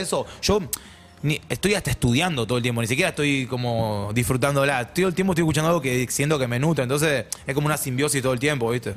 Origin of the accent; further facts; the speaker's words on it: Argentina; soy bien argentino